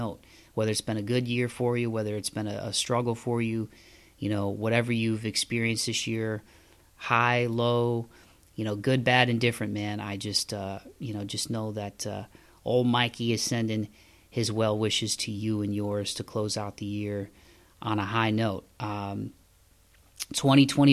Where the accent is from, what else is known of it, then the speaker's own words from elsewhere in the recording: Midwest, United States; moved away as an adult; also born or lived in the South; now in Southern United States; I grew up in the Midwest